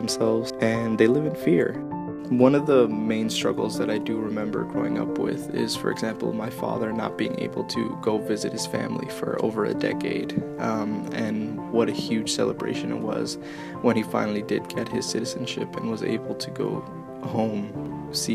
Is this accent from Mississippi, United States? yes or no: no; Belleville, New Jersey, United States; moved away as an adult; now in State College, United States; I live in the State College area of Pennsylvania, and I am originally from Belleville, New Jersey